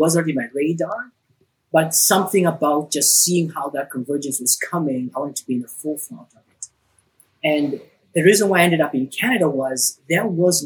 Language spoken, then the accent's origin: English; Nairobi, Kenya; I grew up in Nairobi, Kenya.